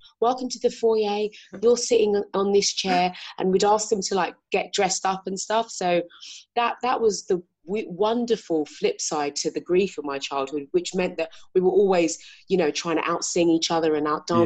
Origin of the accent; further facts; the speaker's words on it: London, United Kingdom; So I grew up in South London, born and raised